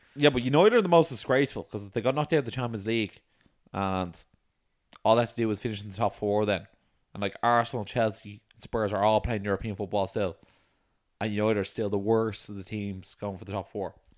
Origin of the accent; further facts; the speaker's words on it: Ireland; we're from Ireland